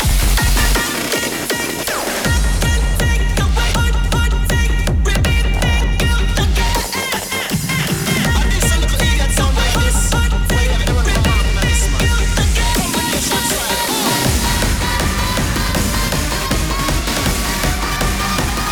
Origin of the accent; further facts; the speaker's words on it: Norwich, East of England, United Kingdom; I'm from Norwich